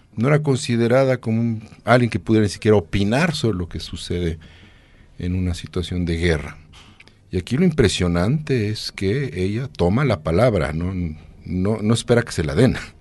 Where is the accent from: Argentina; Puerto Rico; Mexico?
Mexico; lo que somos los mexicanos